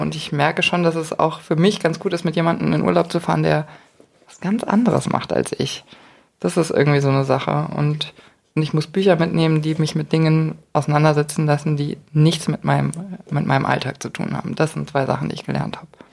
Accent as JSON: {"language": "German", "town": "Munich", "region": "Bavaria", "country": "Germany", "said": "als Münchner"}